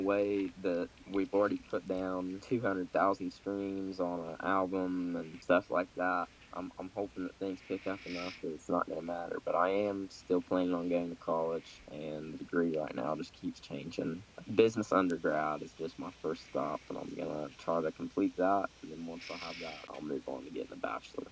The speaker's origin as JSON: {"language": "English", "area": "Grant County", "region": "Kentucky", "country": "United States", "tie": "born or raised there", "said": "from Grant County, Kentucky"}